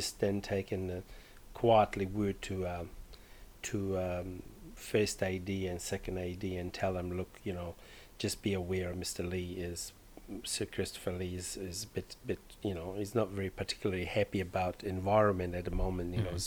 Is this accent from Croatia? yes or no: yes; Croatia; moved away; where I come from. I was born in Croatia